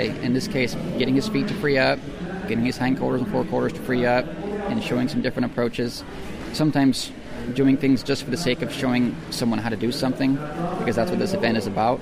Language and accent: English; Port Orchard, Washington, United States; I grew up in Port Orchard, Washington, which is uh, near Seattle.